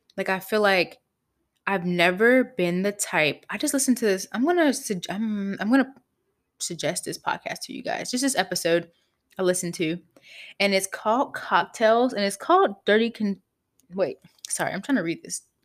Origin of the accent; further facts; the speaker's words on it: Pittsburgh, Pennsylvania, United States; I grew up in Pittsburgh, P